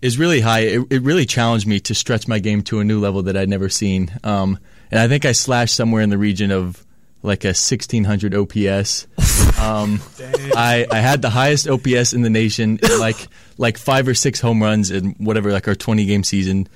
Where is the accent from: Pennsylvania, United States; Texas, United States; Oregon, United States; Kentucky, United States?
Texas, United States; Flower Mound; moved away; I'm from Flower Mound, Texas, which is a suburb of Dallas